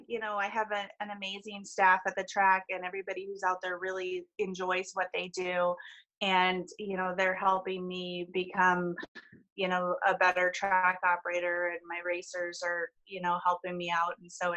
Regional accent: Wisconsin, United States; now in Alaska, United States; Well, my dad, originally we're from Wisconsin, and so dad used to race at Elkhart Lake

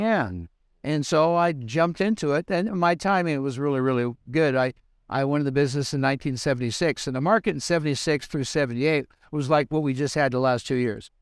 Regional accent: Southern California, United States; moved away as an adult; also born or lived in Reno; I was born and raised in Southern California

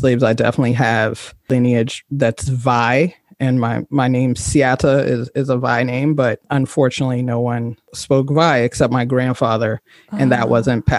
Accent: Liberia; also born or lived in London, United Kingdom; now in Maryland, United States; I went back to Liberia when I was about six, almost six.

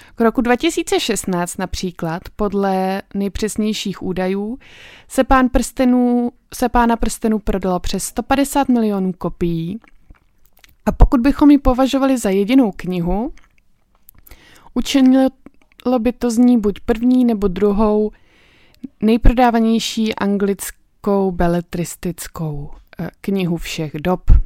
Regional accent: Czechia; u nás v Čechách

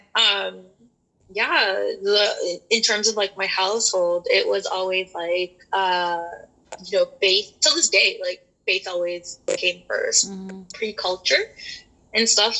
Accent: Toronto, Ontario, Canada; I was born and raised in Toronto.

